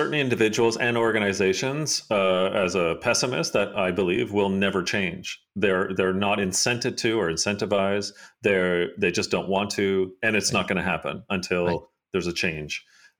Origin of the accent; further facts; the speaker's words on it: Hamilton, Ontario, Canada; I mean, I grew up in Hamilton, Ontario